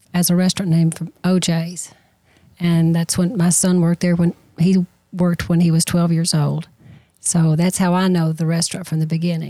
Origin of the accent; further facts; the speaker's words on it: Smith County, Tennessee, United States; I'm from Smith County. I taught school here